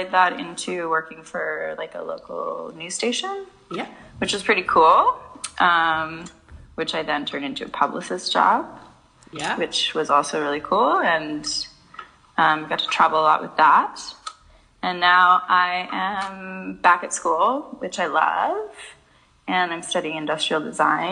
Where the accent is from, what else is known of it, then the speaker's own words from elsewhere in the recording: Vancouver, British Columbia, Canada; I grew up in Vancouver